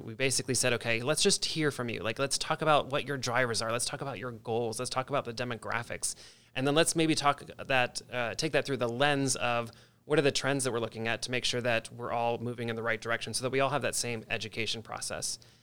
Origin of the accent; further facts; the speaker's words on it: Delaware, United States; moved away as an adult; also born or lived in Virginia / Washington, D.C.; now in Columbus, United States; I actually grew up in Delaware, the state